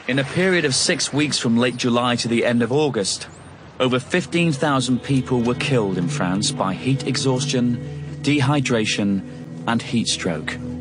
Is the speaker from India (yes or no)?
yes; India; I grew up in India